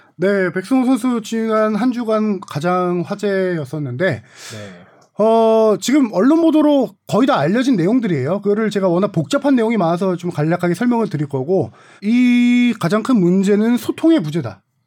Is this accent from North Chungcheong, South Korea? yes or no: no; Suwon, Gyeonggi Province, South Korea; 제가 수원을 좋아했던 것 중에 하나도 당시 뭐 제가 고향이어서